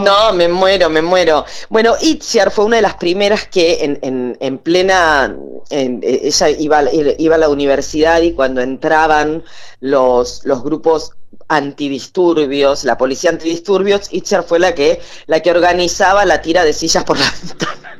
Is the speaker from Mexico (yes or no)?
no; Buenos Aires, Argentina; A mí me da vergüenza a veces decir que soy porteña